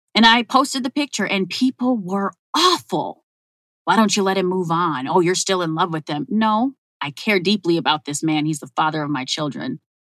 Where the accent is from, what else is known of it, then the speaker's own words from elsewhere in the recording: Minneapolis, Minnesota, United States; I grew up in North Minneapolis.